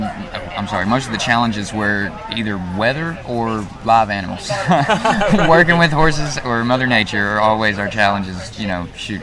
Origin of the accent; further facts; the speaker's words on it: Gravelly, Arkansas, United States; accent: Arkansas; I'm from a small town called Gravely.